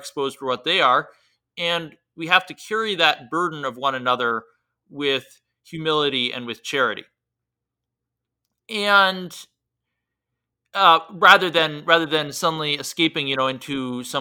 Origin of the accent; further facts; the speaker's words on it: United States; As an American